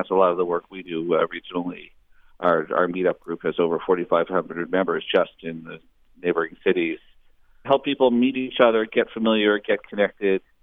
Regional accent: near Boston, Massachusetts, United States; also born or lived in Oakland, California; now in Berkeley, United States; I grew up near Boston

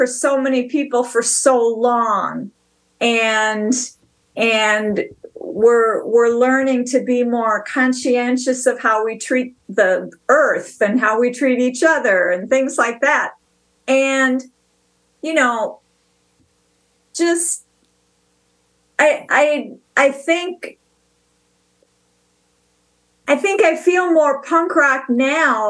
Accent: Bayport, Minnesota, United States; also born or lived in New York; I'm from Bayport

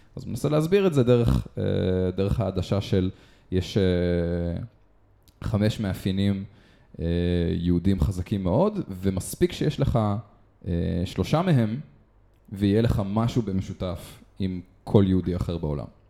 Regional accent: Israel; אנחנו ישראלים

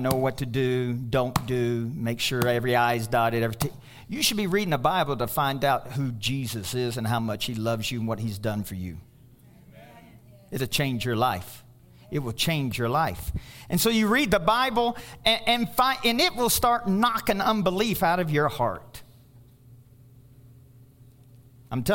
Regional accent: Louisville, Kentucky, United States; moved away as an adult; I go back to Louisville, Kentucky, it's my hometown

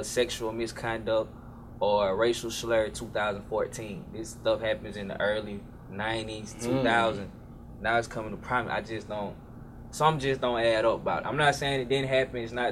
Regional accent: Macon, Georgia, United States; now in Atlanta, United States; I'm from the South

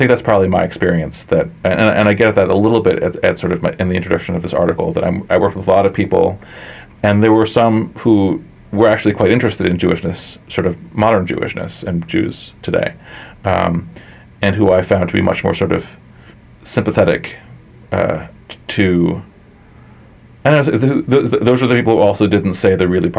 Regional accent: United States; my own sort of position as an American Jew

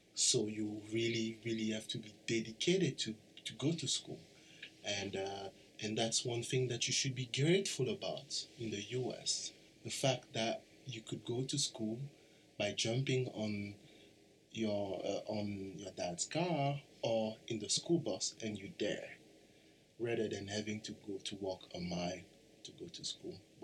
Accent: DR Congo; moved away

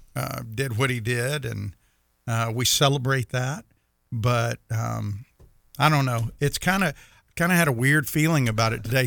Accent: Meridian, Mississippi, United States; I remember growing up in Meridian

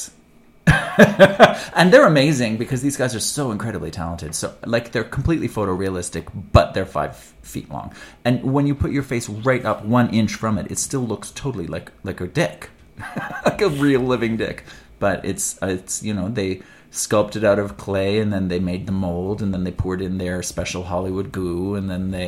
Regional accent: Edmonton, Alberta, Canada; my hometown of Edmonton, Alberta, Canada

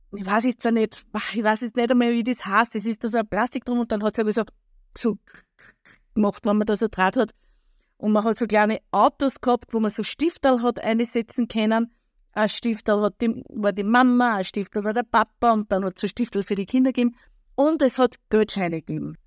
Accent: where the Erlauf flows into the Danube, Lower Austria, Austria; Ich komme aus einer kleinen Ortschaft in Niederösterreich. Dort, wo die Erlauf in die Donau mündet. Und dort, wo ich groß geworden bin

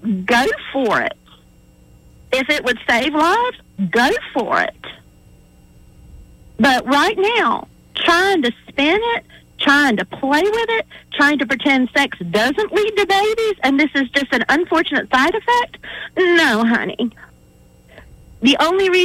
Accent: Atmore, Alabama, United States; I grew up in South Alabama. Okay, I'm an Atmore girl

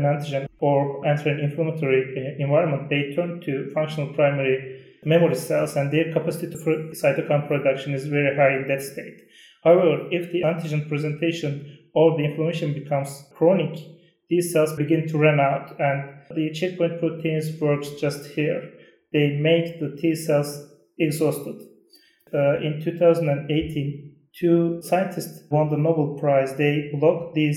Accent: Turkey; from Turkey

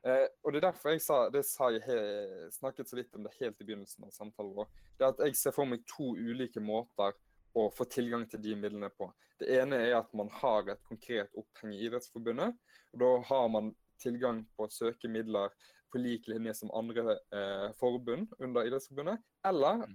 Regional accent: Hardanger, Vestland, Norway; also born or lived in Bergen; Født i ah. Bergen, vokste opp i Hardanger

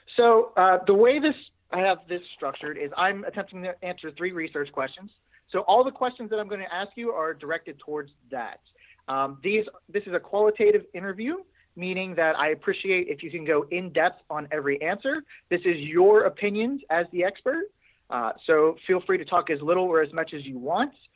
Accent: Pittsburgh, Pennsylvania, United States; I'm from Pittsburgh. Yep, I'm from Pittsburgh, Pennsylvania

